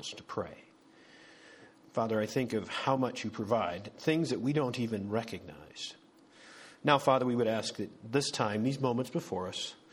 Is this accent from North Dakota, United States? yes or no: yes; 50 miles northeast of Bismarck, North Dakota, United States; moved away; that was my home country. We're about 50 miles northeast of Bismarck